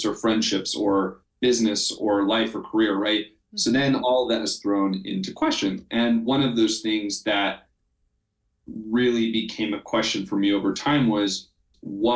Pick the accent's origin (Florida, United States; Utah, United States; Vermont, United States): Utah, United States; Salt Lake City; I grew up in Salt Lake City, Utah, and I grew up very LDS